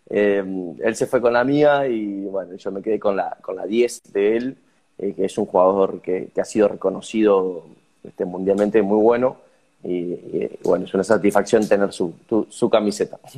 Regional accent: Argentina; lo que representa para nosotros como pueblo argentino

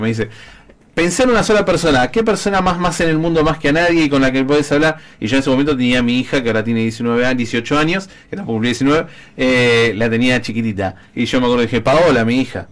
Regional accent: Argentina; como argentino

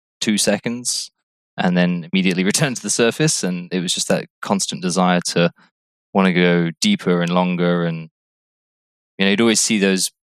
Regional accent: Cornwall, South West England, United Kingdom; moved away as an adult; also born or lived in Hampshire; now in Barbados; Originally from Cornwall in the UK. I moved to Barbados in 2011.

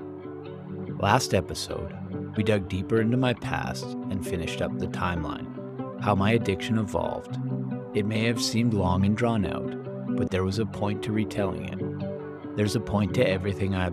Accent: Calgary, Alberta, Canada; I stayed in Calgary to go to school

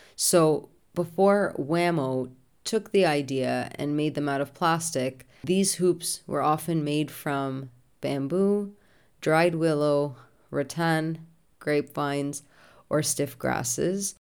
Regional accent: Canada; being Canadian and so close to the US border

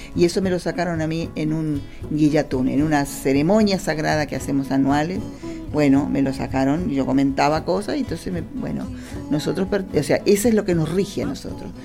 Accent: Argentina; en esta tierra nuestra, del este, como decimos Argentina hoy

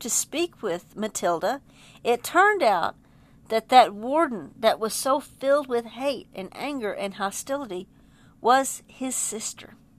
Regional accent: Texas, United States; as a Texan

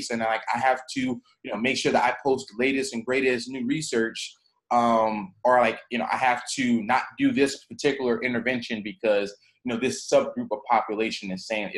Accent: Southeast, United States; I'm kind of from the Southeast

